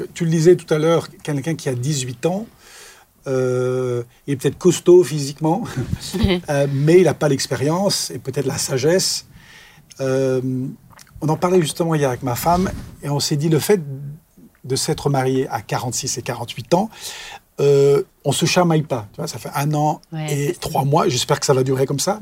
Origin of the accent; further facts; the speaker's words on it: Clermont-Ferrand, Auvergne-Rhône-Alpes, France; moved away as an adult; also born or lived in Cambodia; now in Soultzeren/Sosheim, France; je suis né en Auvergne